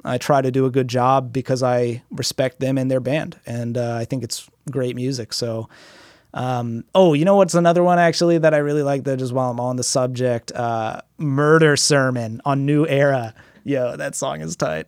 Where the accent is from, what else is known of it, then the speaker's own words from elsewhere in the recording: United States; I'm from America